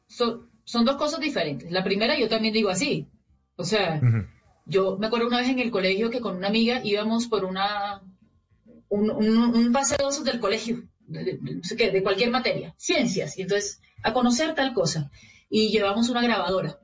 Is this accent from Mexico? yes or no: no; Barranquilla, Atlántico, Colombia